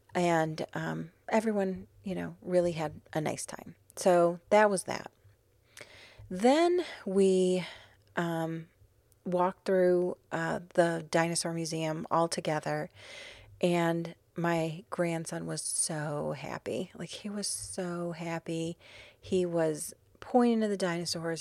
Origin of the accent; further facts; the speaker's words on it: Chicago, Illinois, United States; now in New Orleans, United States; even though I'm originally from Chicago, I've claimed New Orleans as my hometown